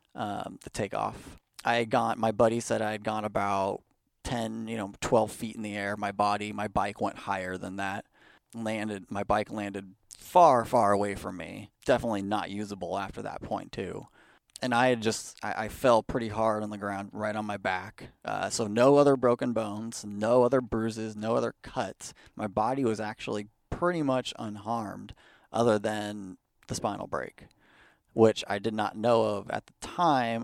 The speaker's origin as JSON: {"language": "English", "area": "Bay Area", "region": "California", "country": "United States", "tie": "born or raised there", "also_born_or_lived": "Pleasanton, California / Livermore, California / Fremont, California", "said": "I grew up in Pleasanton, pretty much, uh, but mostly throughout the Bay Area. We moved around, uh, you know, as a young child"}